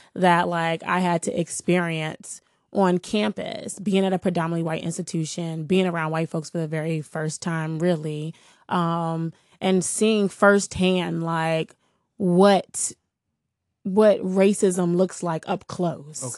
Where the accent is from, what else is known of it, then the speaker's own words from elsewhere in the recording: Washington, District of Columbia, United States; I'm from here. I'm from Washington D.C. I grew up in the Shaw Howard neighborhood